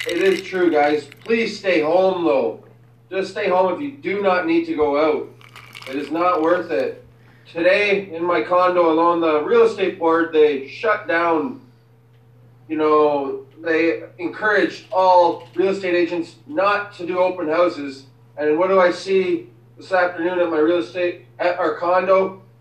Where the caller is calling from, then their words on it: Guelph, Ontario, Canada; yeah, I'm … from Guelph, Ontario here.